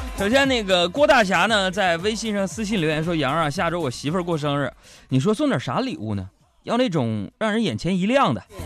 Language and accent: Chinese; Northeast China, China; accent: Northeastern dialect; 我们东北话